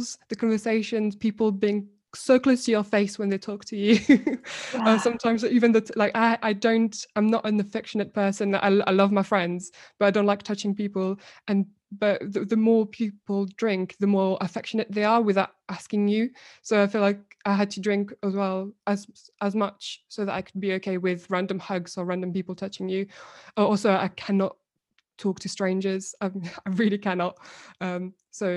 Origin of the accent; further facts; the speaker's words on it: France; also born or lived in Morocco (ancestry); now in Brighton, United Kingdom; I'm Moroccan, born and bred in France